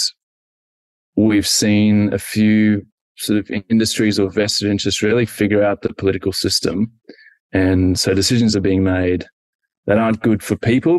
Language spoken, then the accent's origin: English; Zimbabwe; now in Australia; growing up in Zimbabwe